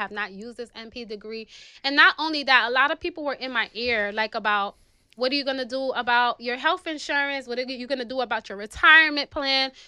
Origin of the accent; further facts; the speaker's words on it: New York City, New York, United States; I'm from the South Bronx, New York City.